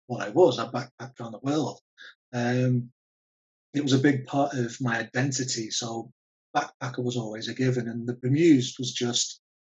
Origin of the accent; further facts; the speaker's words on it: Liverpool, North West England, United Kingdom; accent: Scouse; Liverpool. I think my accent's weird because I've travelled for so long, I tend to flatten my accent when I'm talking to different people.